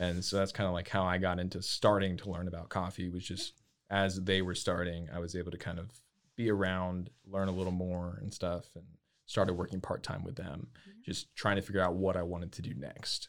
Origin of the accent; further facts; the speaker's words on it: Lake Jackson, Texas, United States; moved away as an adult; now in Waco, United States; I'm originally from south of Houston